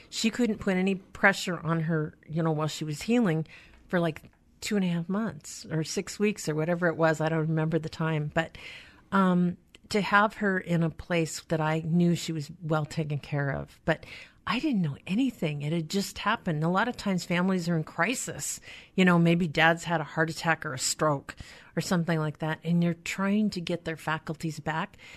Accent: Skagit County, Washington, United States; I grew up in Skagit County

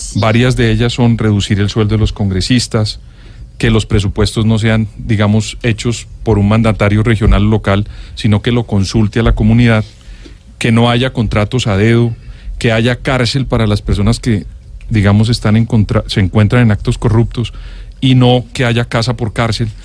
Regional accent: Colombia; los colombianos

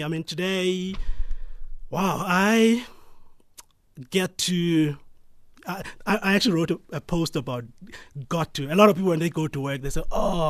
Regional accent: Peddie, Eastern Cape, South Africa; Pedi is between Grahamstown and King Williamstown on N2. So I'm from around there.

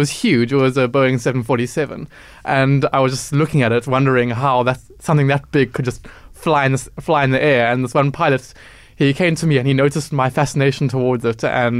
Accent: Cape Town, Western Cape, South Africa; I'm a Cape Town child. I was born in Principality, Pinelands. I live in Rondebosch.

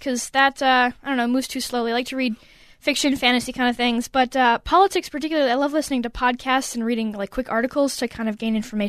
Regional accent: Woodbury, Minnesota, United States; Eastridge, so Woodbury.

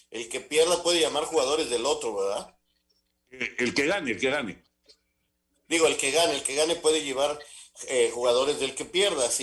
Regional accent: Hermosillo, Sonora, Mexico; yo soy de Hermosillo y tú eres del rival.

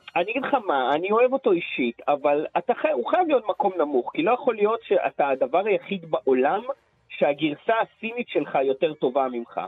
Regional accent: Israel; גדלתי בלינה משותפת בקיבוץ

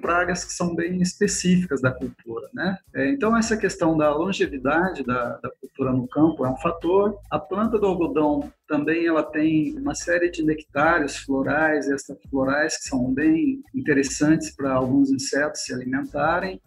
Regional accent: Paraná, Brazil; moved away as an adult; also born or lived in Jaboticabal, São Paulo / Campina Grande, Paraíba; now in Goiânia, Brazil; no Paraná eu sou paranaense

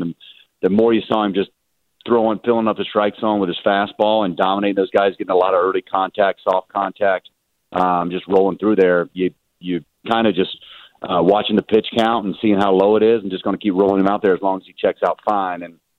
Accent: the South, United States; My dad, we're from the South. I don't think we wear too many robes down there

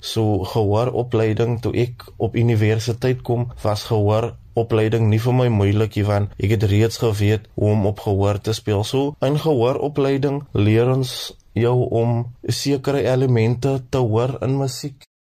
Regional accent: Cape Town, Western Cape, South Africa; Ek is van Kraaifontein

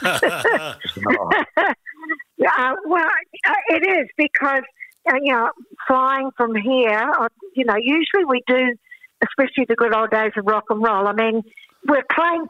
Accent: New Zealand; I'm a Kiwi, so I like the cool weather.

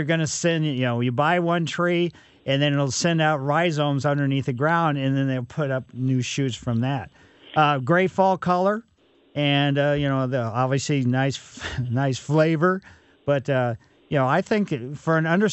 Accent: Ellisville, Missouri, United States; growing up in West County way back when it was Ellisville

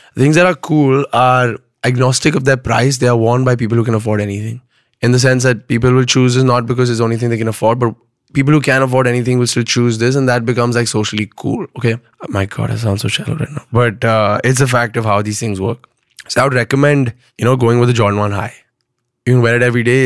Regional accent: Pune, Maharashtra, India; also born or lived in Bombay; I was born and brought up in Pune

